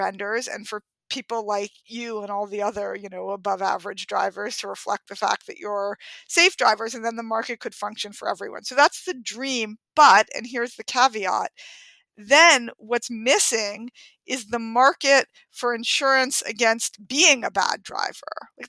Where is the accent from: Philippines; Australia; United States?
United States; New York; born or raised there